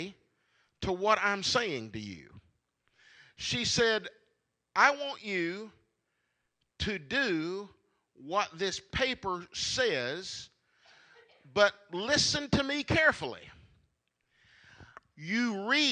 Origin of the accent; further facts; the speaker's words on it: Marshall County, Kentucky, United States; I grew up here in Marshall County from the time I was in the third grade. We moved here when I was in the third grade.